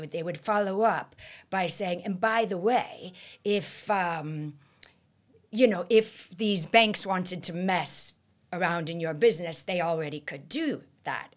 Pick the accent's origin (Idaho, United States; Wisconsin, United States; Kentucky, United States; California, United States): California, United States; my home state of California